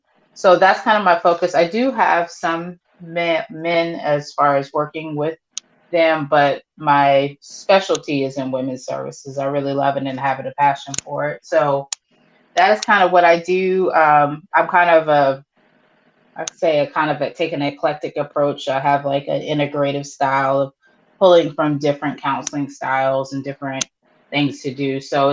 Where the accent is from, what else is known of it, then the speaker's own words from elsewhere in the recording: Baltimore, Maryland, United States; now in Charleston, United States; I'm originally from Baltimore, Maryland, but I've resided in the Charleston area for a majority of my life.